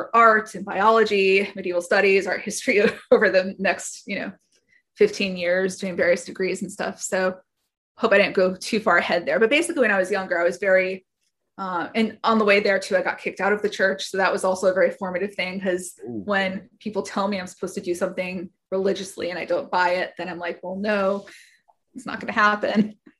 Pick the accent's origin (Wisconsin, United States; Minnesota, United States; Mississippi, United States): Wisconsin, United States; born or raised there; also born or lived in Boston, Massachusetts